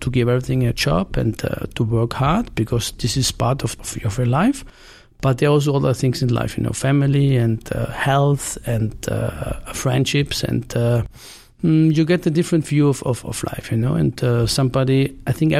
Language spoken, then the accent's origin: English; Carinthia, Austria; moved away as an adult; also born or lived in Vienna, Austria / Italy / Barcelona, Spain; I spent the first 18 years in Carinthia of my life.